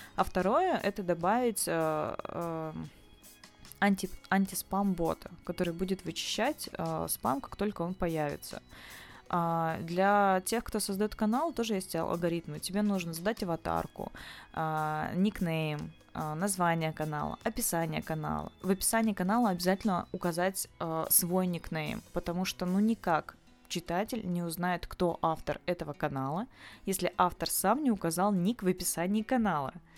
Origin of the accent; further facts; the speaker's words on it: Novosibirsk, Novosibirsk Oblast, Russia; moved away as an adult; now in Saint Petersburg, Russia; я из Новосибирска. А, полгода уже чуть больше живу в, Сан- в Санкт-Петербурге.